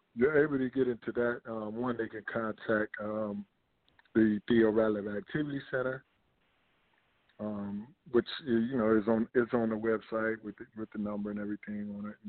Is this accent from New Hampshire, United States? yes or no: no; Demopolis, Alabama, United States; moved away; the community center that I that I created along with the city in my hometown in Demopolis